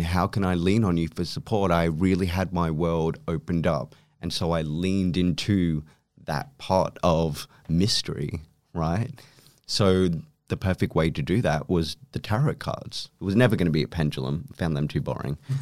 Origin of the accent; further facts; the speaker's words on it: Philippines; I was born in the Philippines